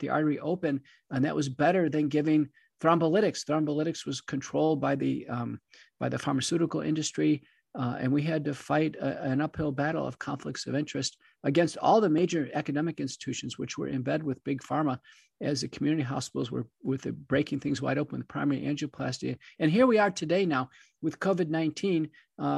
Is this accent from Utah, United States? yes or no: no; Wichita Falls, Texas, United States; also born or lived in Buffalo, New York / Seattle, Washington; moved down when I was young to Texas, originally Wichita Falls in the Dallas-Fort Worth area